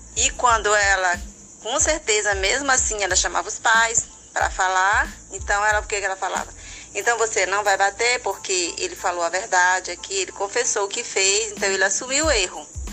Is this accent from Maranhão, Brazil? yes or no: yes; Imperatriz, Maranhão, Brazil; Eu nasci aqui na Imperatriz, minha família toda era daqui.